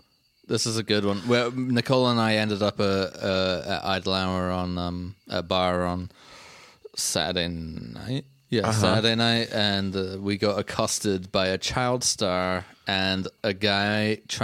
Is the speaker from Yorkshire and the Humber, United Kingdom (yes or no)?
no; London, United Kingdom; moved away; I'm from England.